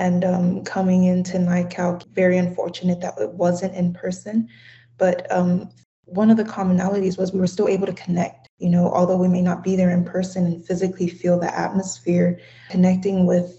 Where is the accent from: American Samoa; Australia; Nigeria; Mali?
American Samoa; first language Samoan; English is a second language; I just introduced myself in my native language, the Samoan language. I am originally from American Samoa